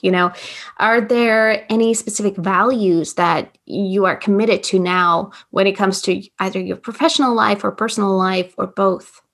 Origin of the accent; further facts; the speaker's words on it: Latvia; growing up in Latvia, we have an amazing theater scene